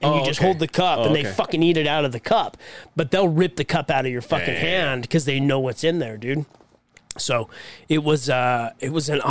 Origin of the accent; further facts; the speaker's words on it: Utah, United States; we're from Utah.